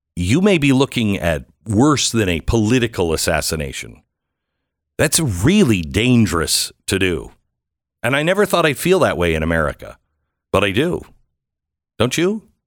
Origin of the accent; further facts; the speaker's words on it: Pacific Northwest, United States; I'm from the Pacific Northwest